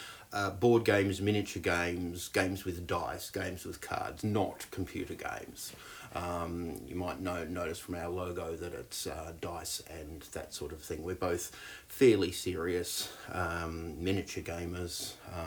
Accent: Australia; moved away as an adult; now in New Zealand; I'm Australian. I came to New Zealand when I was in my early 20s.

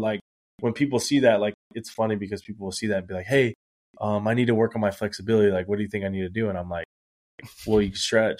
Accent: Corpus Christi, Texas, United States; moved away as an adult; also born or lived in Alice, Texas; now in San Antonio, United States; I went to school in Corpus. I lived in Alice.

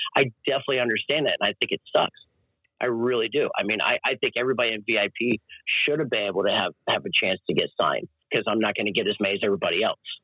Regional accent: Florida, United States; when we did the Tampa run, those three shows, man, in my in my home state

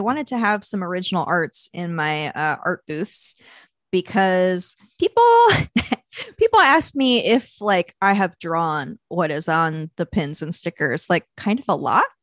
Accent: Louisville, Kentucky, United States; my hometown of Louisville, Kentucky

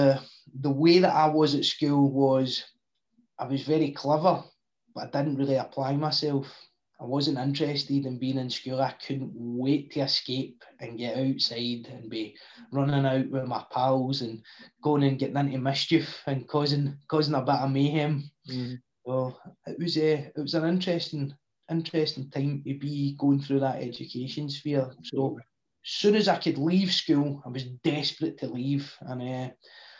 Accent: Clydebank, Scotland, United Kingdom; I grew up in a place in the outskirts of Glasgow, as you can tell by the accent, in a lovely town called Claybank

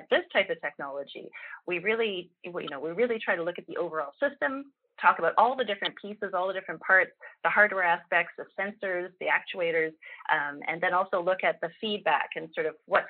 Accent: Canada; speaking as a Canadian

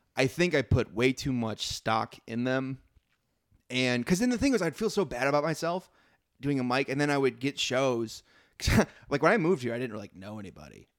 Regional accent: Midwest, United States; moved away; I'm from the Midwest. Very, it grew up very segregated

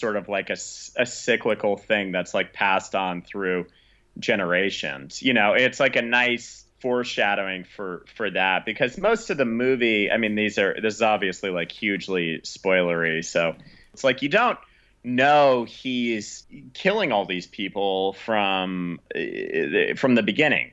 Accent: Tucson, Arizona, United States; Tucson, which is my, my hometown

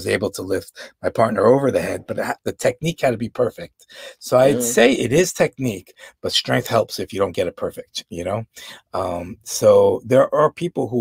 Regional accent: New York, United States; I grew up in New York, but I had no exposure to Latin dance.

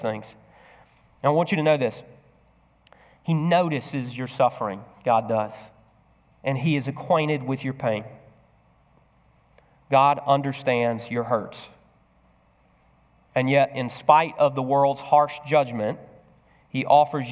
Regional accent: United States; as American Christians

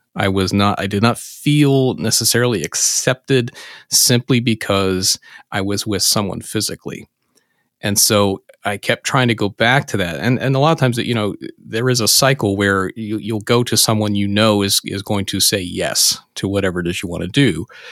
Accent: Pennsylvania, United States; in my home state of Pennsylvania

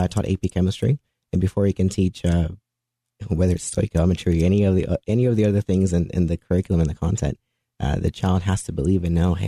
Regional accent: Dallas, Texas, United States; I grew up in the Dallas area

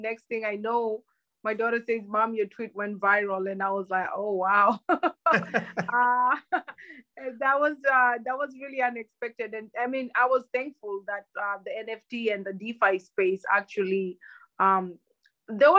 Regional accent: Kenya; first language Luhya; English is a second language; moved away as an adult; also born or lived in Germany; So I grew up in Kenya. I spent 18 years of my life in Kenya, and at 18, I went to an exchange program to Germany.

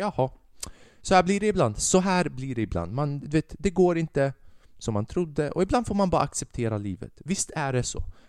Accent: Säffle, Värmland, Sweden; i min hemstad, i Säffle

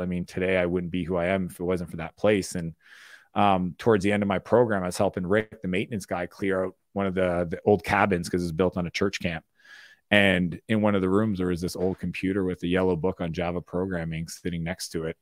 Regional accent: Moncton, New Brunswick, Canada; I grew up in Eastern Canada in a small town called Moncton, New Brunswick.

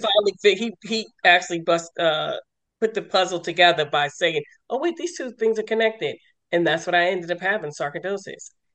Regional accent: New York, United States; also born or lived in Lorton, Virginia; now in Maryland, United States; I'm originally from New York

